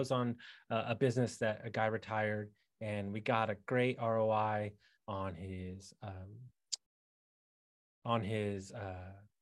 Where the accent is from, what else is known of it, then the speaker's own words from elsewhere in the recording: Texas, United States; I'm from Texas.